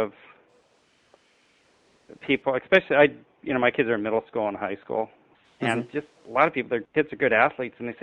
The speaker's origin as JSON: {"language": "English", "town": "Seattle", "region": "Washington", "country": "United States", "said": "I'm from Seattle"}